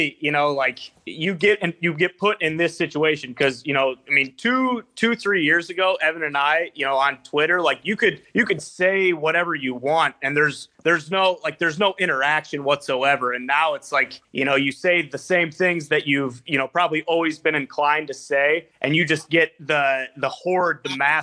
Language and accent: English; Iowa, United States; I'm from Iowa. My older brother went to Iowa